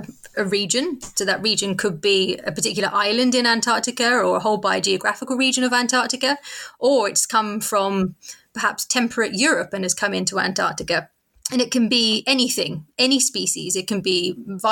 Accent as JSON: {"language": "English", "area": "Cornwall", "region": "South West England", "country": "United Kingdom", "tie": "born or raised there", "said": "I grew up in Cornwall"}